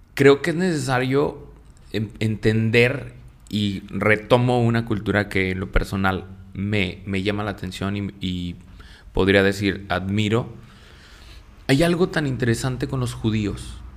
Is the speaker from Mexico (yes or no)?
yes; Mexico; nosotros como mexicanos